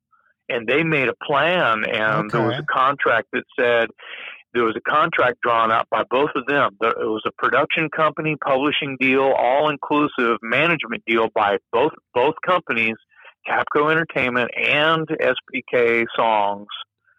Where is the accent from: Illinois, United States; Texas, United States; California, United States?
Texas, United States; And here we are, something different, being we're from Texas.